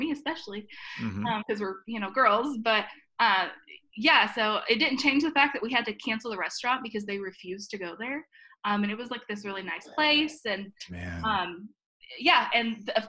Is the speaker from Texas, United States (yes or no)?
no; Tennessee, United States; now in Virginia, United States; I'm from Tennessee originally